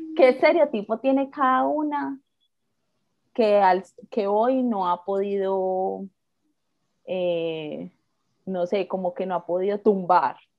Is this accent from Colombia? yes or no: yes; Medellín, Antioquia, Colombia; eso me pregunta que de dónde soy. Y yo le digo, ah, de Medellín